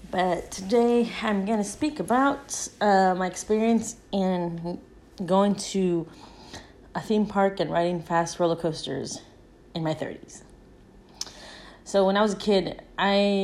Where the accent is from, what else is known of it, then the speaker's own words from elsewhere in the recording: California, United States; I grew up by Disneyland and Knott's Berry Farm because I grew up in California